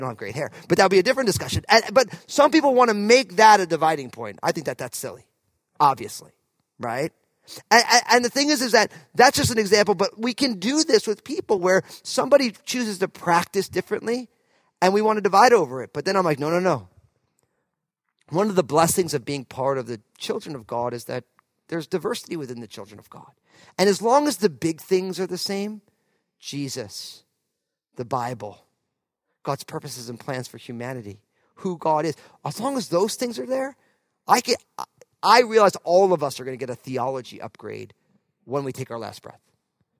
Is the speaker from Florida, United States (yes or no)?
no; New Jersey, United States; moved away as an adult; also born or lived in California; now in Pacific Northwest, United States; I was from New Jersey